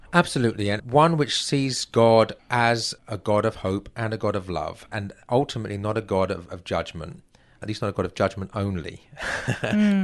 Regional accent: England, United Kingdom; moved away as an adult; now in United States; as an Englishman

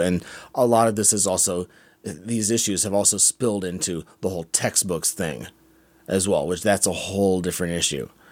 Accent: United States; as an American

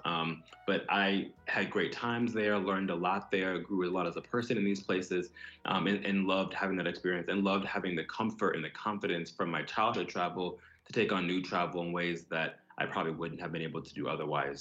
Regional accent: Broward County, South Florida, United States; moved away as an adult; also born or lived in San Antonio, Texas / Dallas, Texas; now in New York, United States; I grew up in South Florida, Broward County to be exact, and I live in New York now

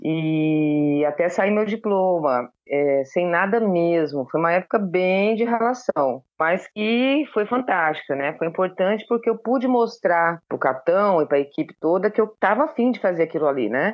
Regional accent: Campo Grande, Mato Grosso do Sul, Brazil; also born or lived in Curitiba, Paraná / São Paulo; eu nasci em Curitiba. Ah. Sou paranaense, mas na verdade, eu com quatro anos mudei para Campo Grande, Mato Grosso do Sul. Uhum. E, então, eu me considero uma pantaneira de criação.

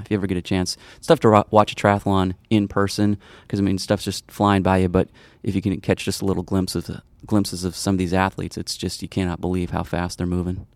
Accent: Arlington Heights, Illinois, United States; I grew up in the northwest suburbs of Chicago, a place called Arlington Heights.

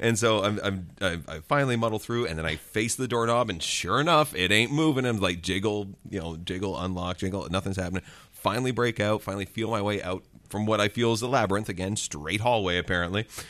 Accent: Ontario, Canada; my hometown again in Aqua, Ontario?

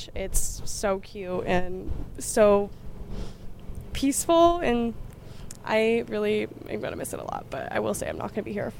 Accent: Indianapolis, Indiana, United States; I'm from Indianapolis, so it's a state school.

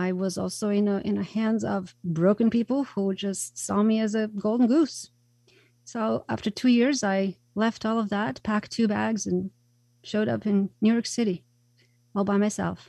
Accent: Croatia; moved away as an adult; I was born in Croatia. At the time, it was Yugoslavia

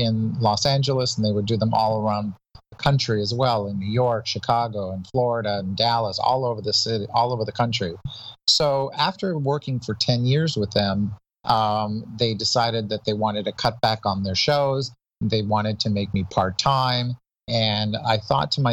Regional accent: Toronto, Ontario, Canada; moved away as an adult; now in United States; I'm originally from Toronto, Canada

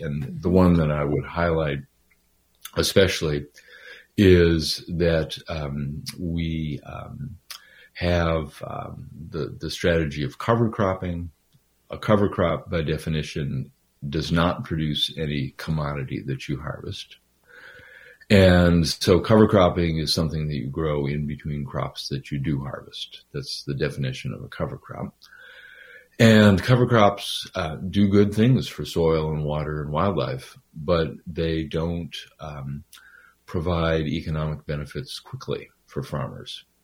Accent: Minnesota, United States; I'm from Minnesota originally.

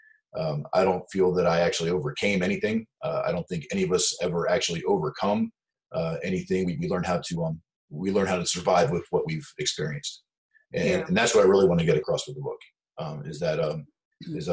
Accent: United States; I was born in the United States hippie time frame

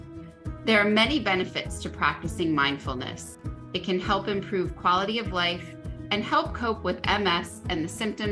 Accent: Northeast, United States; I grew up in the Northeast

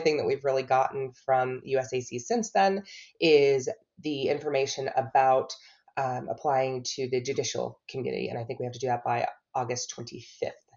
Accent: Buffalo, New York, United States; moved away as an adult; now in Charlotte, United States; I was born in Buffalo, New York

